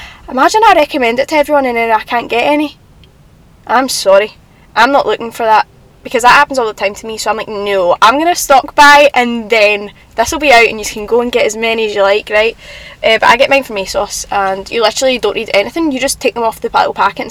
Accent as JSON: {"language": "English", "town": "Glasgow", "region": "Scotland", "country": "United Kingdom", "accent": "Glasgow", "said": "I quite like my accent. Sometimes I don't, right? Because sometimes I just think we sound a bit blunt. Like, I don't know, like, the Glasgow accent's a bit, I don't know if I like it or not, right?"}